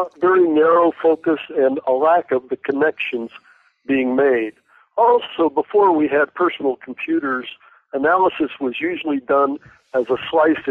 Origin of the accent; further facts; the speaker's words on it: Los Angeles, California, United States; moved away as an adult; also born or lived in Portland, Oregon / New York / Berkeley, California; lived there till my family moved to L.A., where my father was from, and I went to K through 12 in L.A.